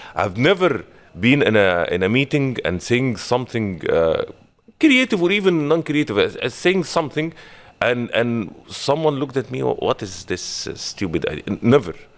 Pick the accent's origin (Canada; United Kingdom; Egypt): Egypt; moved away as an adult; now in Dubai, United Arab Emirates; Originally, I'm from Egypt.